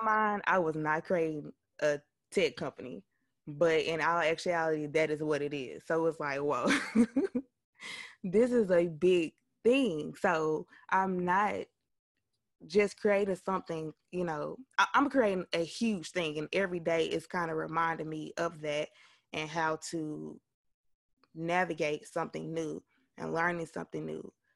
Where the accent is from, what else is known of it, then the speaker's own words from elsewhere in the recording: West Helena, Arkansas, United States; I am originally from West Helena, Arkansas.